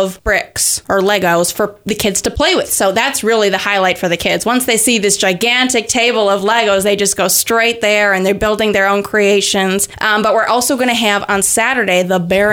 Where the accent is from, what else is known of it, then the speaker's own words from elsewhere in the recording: Sturgeon Bay, Wisconsin, United States; my mom is actually from Peru, but I was born and raised in Sturgeon Bay